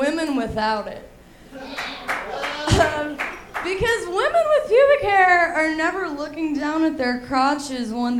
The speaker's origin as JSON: {"language": "English", "region": "Alabama", "country": "United States", "tie": "born or raised there", "said": "I was raised in Alabama, you know, and I was the weird kid"}